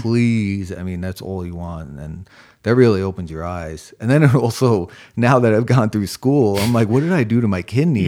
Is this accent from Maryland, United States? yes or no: no; New York, United States; also born or lived in Springfield, Massachusetts; now in Charleston, United States; I'm from New York